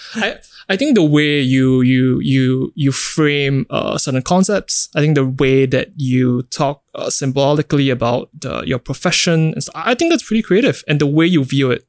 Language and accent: English; Singapore; growing up in Singapore